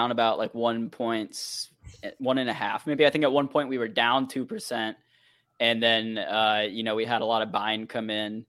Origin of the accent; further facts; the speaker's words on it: Midwest, United States; I'm from the Midwest, Spencer.